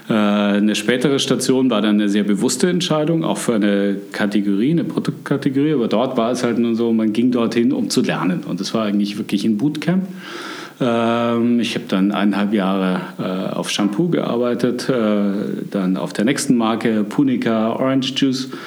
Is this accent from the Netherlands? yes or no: no; Munich, Bavaria, Germany; ich bin eigentlich wieder in meiner Heimatstadt. Äh, ich bin in München aufgewachsen.